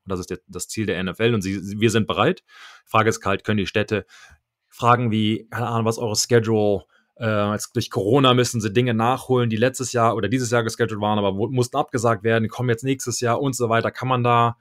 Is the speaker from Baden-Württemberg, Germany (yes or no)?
no; Düsseldorf, North Rhine-Westphalia, Germany; moved away; von da ging es dann direkt nach Düsseldorf. In meiner alten Heimatstadt